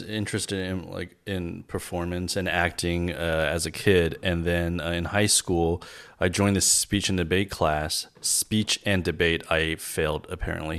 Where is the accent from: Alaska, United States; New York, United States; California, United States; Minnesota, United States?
California, United States; Los Angeles; also born or lived in China; I grew up in L.A. I moved here when I was eight years old